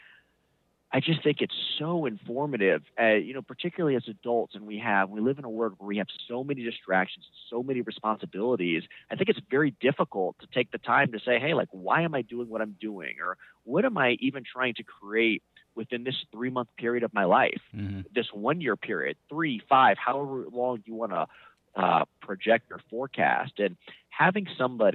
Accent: United States; also born or lived in Northern Virginia; We grew up in the Washington, D.C. area.

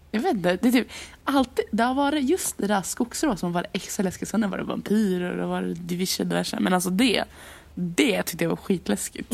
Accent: Gästrikland, Gävleborg County, Sweden; hemma i Gästrikland

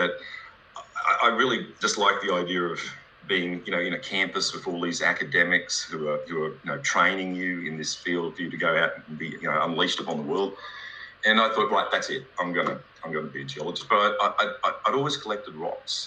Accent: Queensland, Australia; I grew up in Queensland in Australia. I grew up on a banana farm

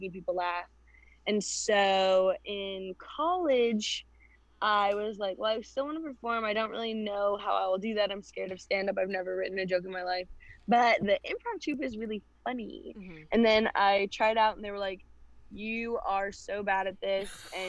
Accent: Long Island, New York, United States; I'm from Long Island

